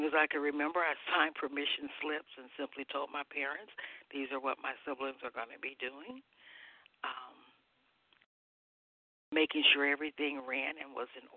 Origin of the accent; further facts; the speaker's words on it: Mississippi, United States; I was born in Mississippi, very, very poor